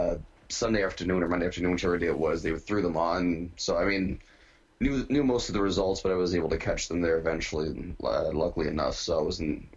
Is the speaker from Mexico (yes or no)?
no; Canada; I'm Canadian.